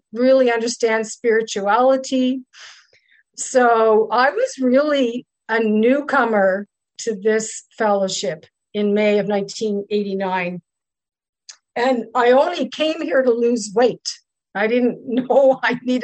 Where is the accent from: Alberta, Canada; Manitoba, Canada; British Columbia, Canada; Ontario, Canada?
Ontario, Canada; Ottawa; also born or lived in Kingston, Ontario / Germany; I'm from Ottawa, Ontario, Canada